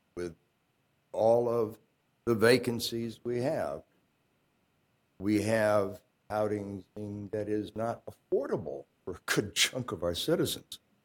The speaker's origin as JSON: {"language": "English", "region": "Virginia", "country": "United States", "moved": "yes", "lives_now": "Champaign, United States", "said": "I come from Virginia, where we have departments of human services in the cities and counties"}